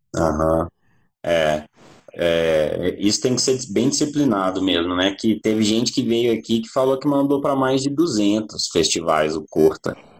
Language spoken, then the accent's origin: Portuguese; Belo Horizonte, Minas Gerais, Brazil; eu sou de Belo Horizonte